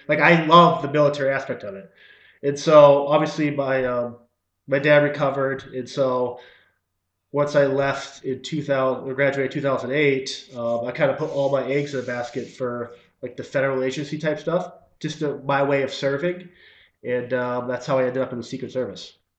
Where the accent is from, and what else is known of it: Wellesley, Massachusetts, United States; born or raised there; also born or lived in Haverhill, Massachusetts / Ashland, Massachusetts / Groton, Massachusetts